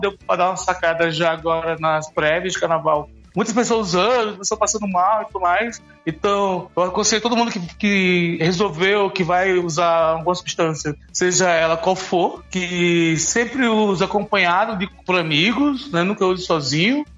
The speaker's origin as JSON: {"language": "Portuguese", "region": "Alagoas", "country": "Brazil", "said": "eu sou alagoano"}